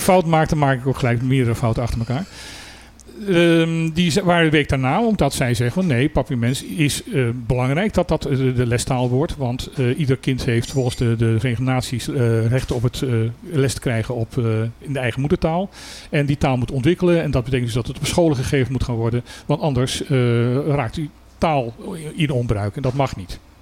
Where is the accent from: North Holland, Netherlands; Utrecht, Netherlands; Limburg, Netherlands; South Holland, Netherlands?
Utrecht, Netherlands; ik ben geboren Utrechter, ik kan zelfs horen aan het Utrechts uit welke wijk je komt.